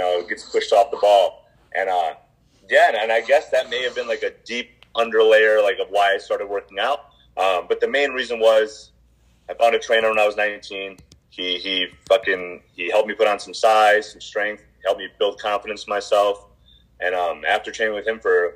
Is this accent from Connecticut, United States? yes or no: yes; Plainville, Connecticut, United States; I'm originally from Plainville, Connecticut